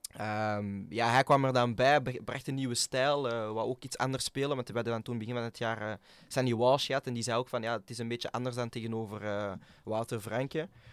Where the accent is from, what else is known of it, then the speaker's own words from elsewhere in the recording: Antwerp, Flanders, Belgium; als Antwerpenaar